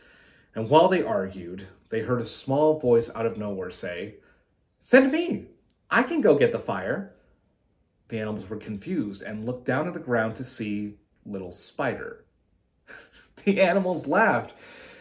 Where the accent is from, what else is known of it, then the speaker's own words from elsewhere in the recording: Santa Fe, New Mexico, United States; now in Los Angeles, United States; I was born and raised in Santa Fe, New Mexico